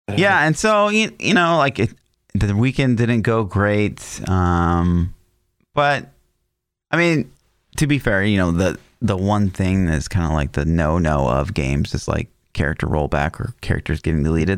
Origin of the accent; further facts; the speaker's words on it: Kansas City, United States; I'm actually from Kansas City